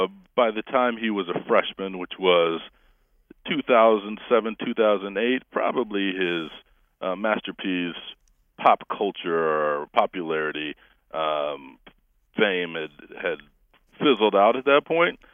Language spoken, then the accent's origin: English; Denver, Colorado, United States; growing up in Denver